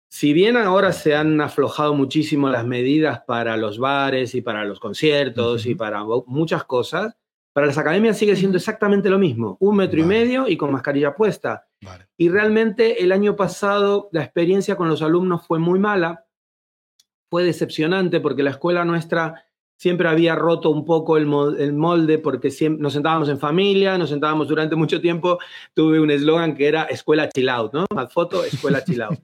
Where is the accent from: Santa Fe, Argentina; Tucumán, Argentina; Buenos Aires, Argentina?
Buenos Aires, Argentina; moved away as an adult; also born or lived in Seville, Spain; now in Madrid, Spain; vengo de Buenos Aires, se me nota creo en el acento